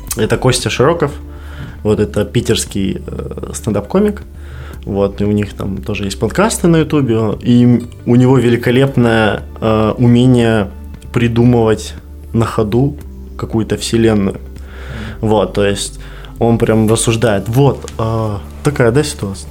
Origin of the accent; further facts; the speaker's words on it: Belarus; now in Kazakhstan; я белорус